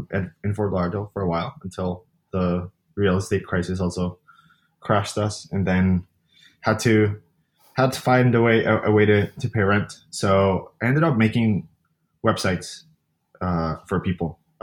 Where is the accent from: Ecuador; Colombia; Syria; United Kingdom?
Colombia; now in New York City, United States; I live in New York City. I moved here from Colombia a while ago, about 10 years ago.